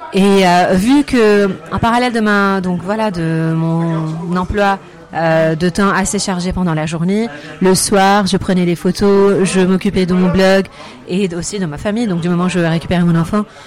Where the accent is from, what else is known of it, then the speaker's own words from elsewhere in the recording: Lebanon; moved away as an adult; now in France; revenir au Liban pour chercher du travail et surtout pouvoir faire bénéficier mon pays natal de mes compétences